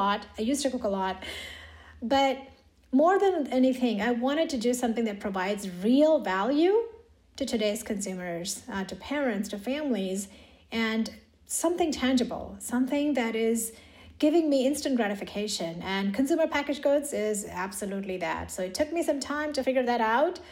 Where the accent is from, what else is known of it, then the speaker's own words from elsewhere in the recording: India; moved away as an adult; now in United States; In India. So I grew up in India. I did my undergrad in India.